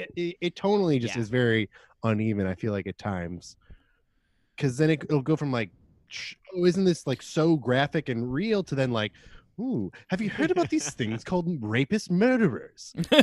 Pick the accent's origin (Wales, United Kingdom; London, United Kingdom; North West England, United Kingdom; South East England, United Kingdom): London, United Kingdom; Yeah, that's right. I grew up in London.